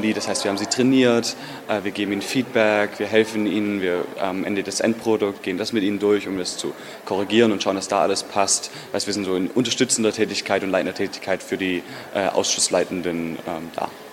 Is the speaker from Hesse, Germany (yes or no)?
no; Stuttgart, Baden-Württemberg, Germany; ich bin aus Stuttgart in Deutschland